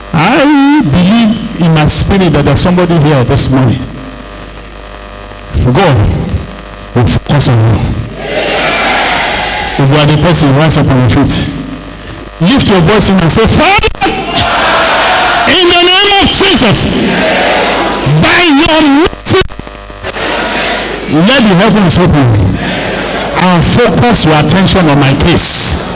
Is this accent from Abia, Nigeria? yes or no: yes; Arochukwu, Abia, Nigeria; born there; I was born in Arochukwu, very close to Unewi.